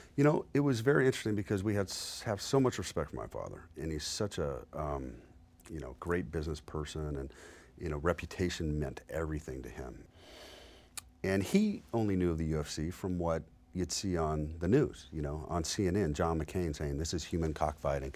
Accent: Las Vegas, Nevada, United States; I was born and raised here in Las Vegas

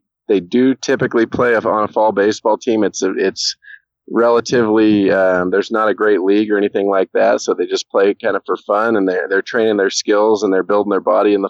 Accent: Corvallis, Oregon, United States; I'm kind of born and raised in the Corvallis / Philomath, Oregon area

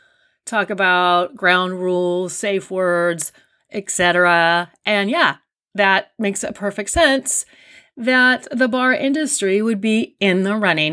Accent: Riverbank, California, United States; I grew up in Riverbank

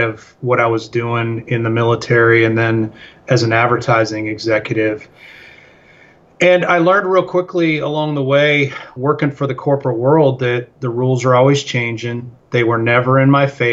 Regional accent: Chicago, Illinois, United States; moved away as an adult; also born or lived in Colorado Springs, Colorado / Lubbock, Texas / Houston, Texas; now in Stephenville, Texas, United States; I grew up in the Chicago area

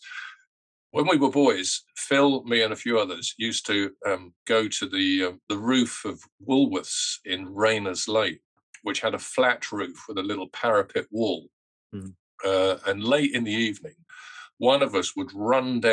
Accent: London, United Kingdom; I'm a Londoner. I come from Northwest London.

